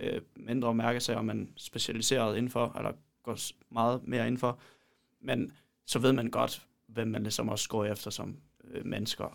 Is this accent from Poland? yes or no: yes; Poland; now in Denmark; jeg kommer fra Polen